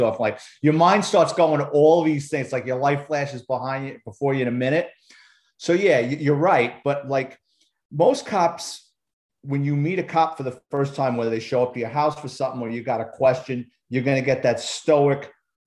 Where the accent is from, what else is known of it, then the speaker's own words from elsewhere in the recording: New York City, New York, United States; I'm a Bronx kid, born and raised in New York City.